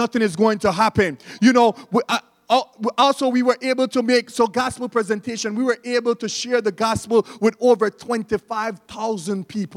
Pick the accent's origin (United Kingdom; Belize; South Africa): Belize; we don't pronounce the TH in Belize